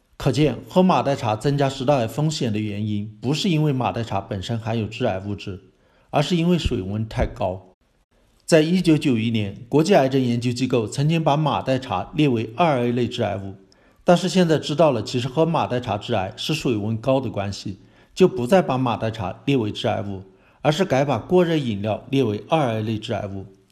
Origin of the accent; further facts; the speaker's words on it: China; 我们中国人